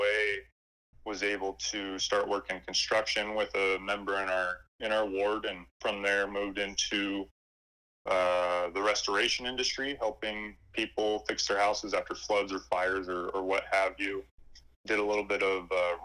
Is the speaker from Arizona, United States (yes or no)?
yes; Mesa, Arizona, United States; moved away as an adult; also born or lived in Spain; now in Utah, United States; I was born and raised in Mesa, Arizona, and recently me and my family have moved from Mesa up to Utah